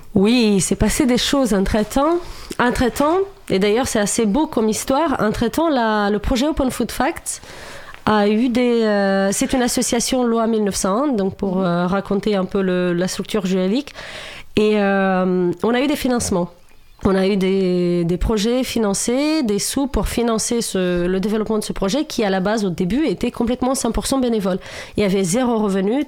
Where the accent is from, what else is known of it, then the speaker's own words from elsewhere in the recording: Romania; French is a second language; moved away as an adult; now in France; moi, j'ai vécu jusqu'à mes 26 ans en Roumanie.